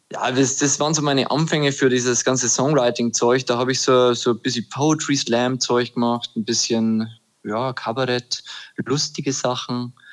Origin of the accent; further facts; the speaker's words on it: Upper Palatinate, Bavaria, Germany; now in Würzburg, Germany; ich komme aus der Oberpfalz